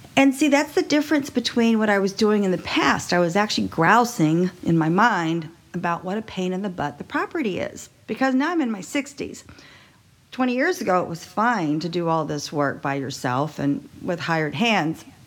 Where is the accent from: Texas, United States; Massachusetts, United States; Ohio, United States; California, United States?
Texas, United States; I was raised in Texas